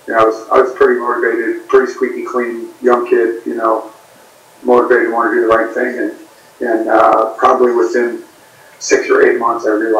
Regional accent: Oregon, United States; moved away as an adult; I grew up in Oregon

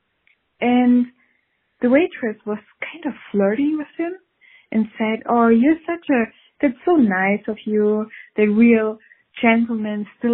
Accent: Switzerland; I'm from Switzerland

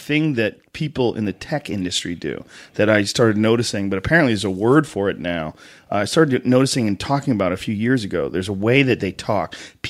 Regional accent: Boston, Massachusetts, United States; accent: Boston; I grew up in Boston, and Boston has a very disgusting accent.

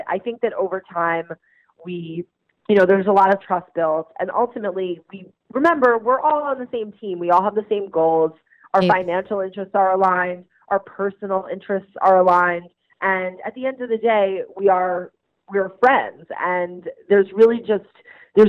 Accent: Long Island, New York, United States; We grew up together on Long Island

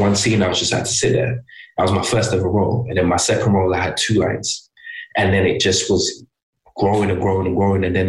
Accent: Birmingham, West Midlands, United Kingdom; moved away; also born or lived in London; I'm from Birmingham

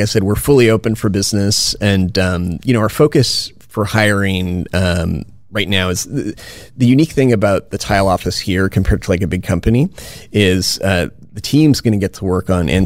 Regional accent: Winnipeg, Manitoba, Canada; now in Silicon Valley, United States; I'm originally from Winnipeg

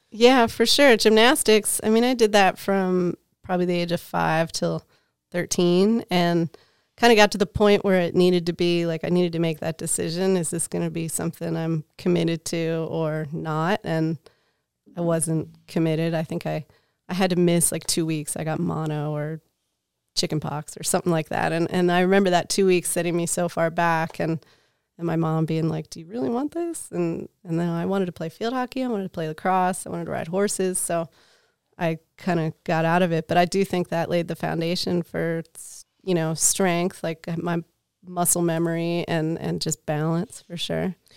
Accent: outside of Philadelphia, Pennsylvania, United States; moved away as an adult; also born or lived in Lake Tahoe, California; I'm from Pennsylvania. So I grew up outside of Philadelphia

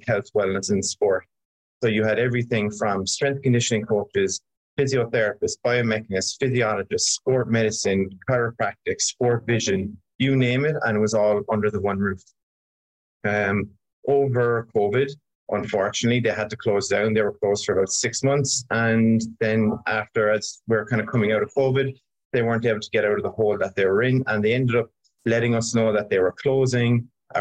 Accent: Ireland; moved away; I grew up in Ireland

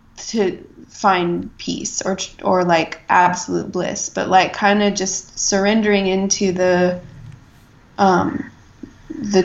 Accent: United States; as I am, like, generation upon generation of American

